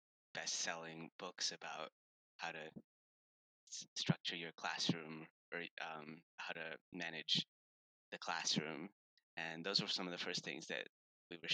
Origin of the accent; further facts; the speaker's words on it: Toronto, Ontario, Canada; moved away as an adult; also born or lived in Massachusetts; now in Denver, United States; growing up in Toronto